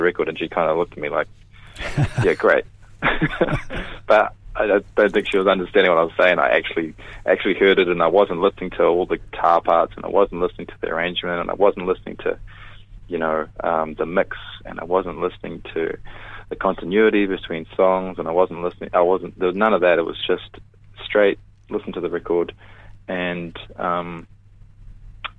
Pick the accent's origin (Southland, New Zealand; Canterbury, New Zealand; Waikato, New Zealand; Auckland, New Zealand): Waikato, New Zealand; Te Awamutu; moved away; I come from Te Aumutu, and my whole family all still live there